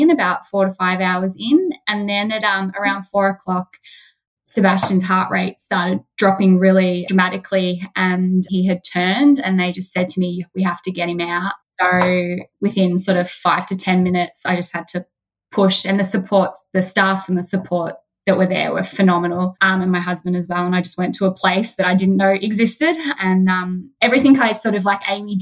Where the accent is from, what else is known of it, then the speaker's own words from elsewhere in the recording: Macedon Ranges, Victoria, Australia; we're from Macedon Ranges